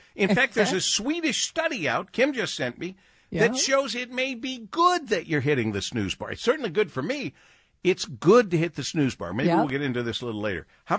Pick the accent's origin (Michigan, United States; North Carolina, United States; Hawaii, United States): Michigan, United States; Monroe; To do that growing up in Monroe, and that was going without saying. It was a small town.